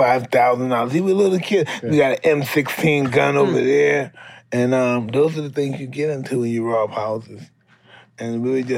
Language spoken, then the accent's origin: English; New York City, New York, United States; my old neighborhood in Brownsville.